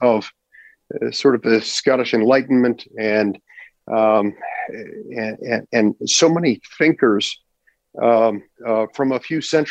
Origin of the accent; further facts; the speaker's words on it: Utah, United States; growing up in Utah.